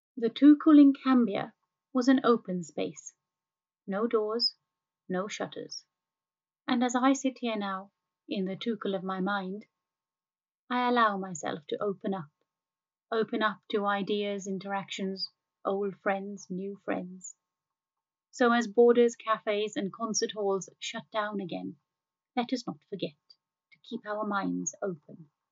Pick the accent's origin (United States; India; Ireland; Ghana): India; I grew up in India